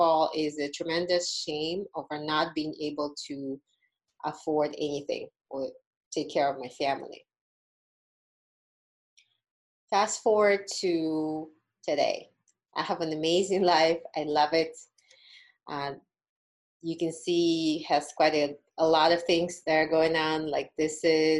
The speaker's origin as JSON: {"language": "English", "country": "Uzbekistan", "tie": "born or raised there", "moved": "as an adult", "lives_now": "Las Vegas, United States", "said": "when I was in college back in my home country of Uzbekistan"}